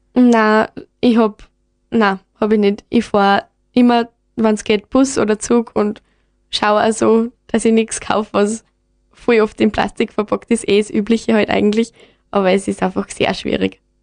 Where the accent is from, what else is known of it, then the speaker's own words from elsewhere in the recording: Gams, Styria, Austria; Ich bin aus der Gams, genau, aus dem Gamsforscht und da gibt es eigentlich fast keine Leute.